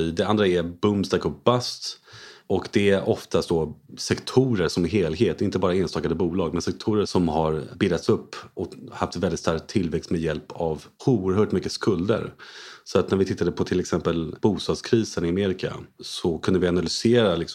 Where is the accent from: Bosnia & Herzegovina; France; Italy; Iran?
France; Paris, Île-de-France; moved away as an adult; also born or lived in United States / Hong Kong / London; Jag är en utlandssvensk. Mina föräldrar flyttade till Frankrike innan jag var född. Så jag var född i Paris, bodde där i 18 år.